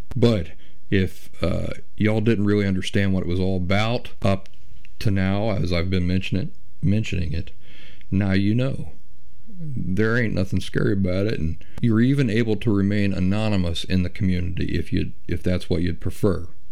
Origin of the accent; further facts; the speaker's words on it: Appalachia, United States; I'm Appalachian myself